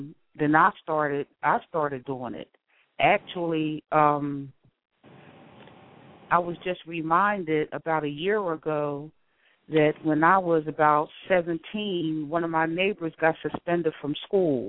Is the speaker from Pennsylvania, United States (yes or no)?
yes; Philadelphia, Pennsylvania, United States; I grew up in Philadelphia